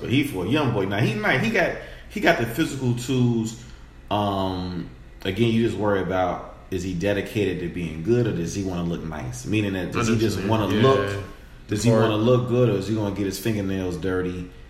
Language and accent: English; New York, United States; I'm from New York, right?